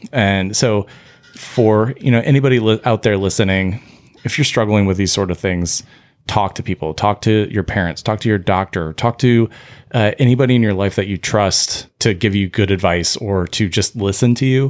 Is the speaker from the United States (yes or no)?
yes; United States; we as the American, like, medical association and as Americans